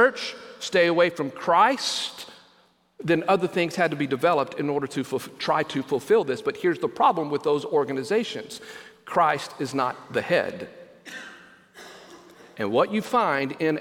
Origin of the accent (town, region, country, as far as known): United States